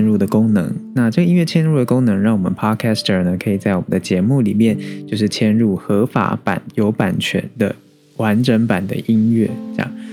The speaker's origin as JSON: {"language": "Chinese", "country": "Taiwan", "tie": "born or raised there", "said": "身为台湾人"}